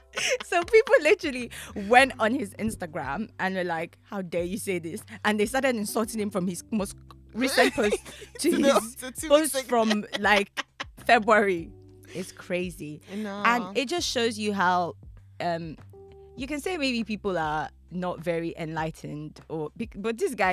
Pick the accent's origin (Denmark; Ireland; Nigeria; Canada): Nigeria; People feel like, oh, because you're Nigerian, I'm Nigerian, then, oh, you should treat me better. I'm your brother.